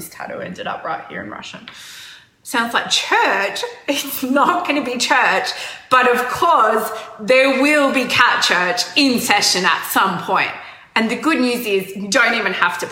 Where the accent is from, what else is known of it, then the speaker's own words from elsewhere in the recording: Australia; I'm not from New Zealand. I'm from Australia. Australia, mate. Very Australian.